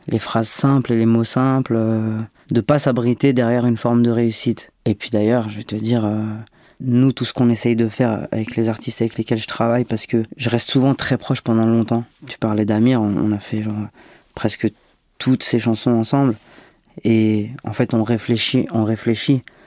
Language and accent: French; Marseille, Provence-Alpes-Côte d'Azur, France; je suis né à Marseille